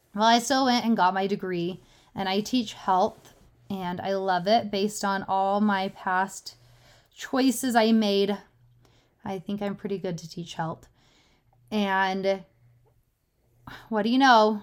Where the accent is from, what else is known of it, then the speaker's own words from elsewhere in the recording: Utah, United States; I was born in Utah